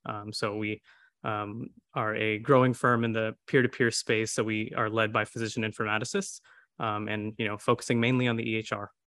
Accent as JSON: {"language": "English", "town": "Houston", "region": "Texas", "country": "United States", "tie": "born or raised there", "said": "a lot of us are born and raised in Houston"}